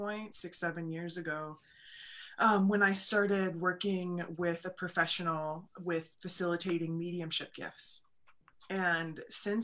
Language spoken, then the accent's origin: English; Wisconsin, United States; accent: Wisconsin; my Wisconsin accent